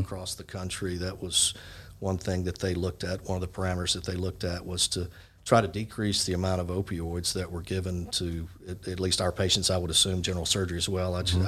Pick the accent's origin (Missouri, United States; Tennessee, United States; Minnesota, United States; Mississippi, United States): Mississippi, United States; Jackson; I'm uh, originally from Jackson, Mississippi.